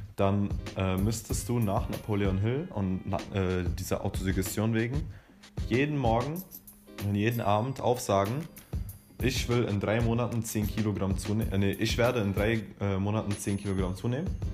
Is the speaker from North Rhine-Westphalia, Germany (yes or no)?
no; Berlin, Germany; ich bin 17 Jahre alt und ich komme aus Berlin.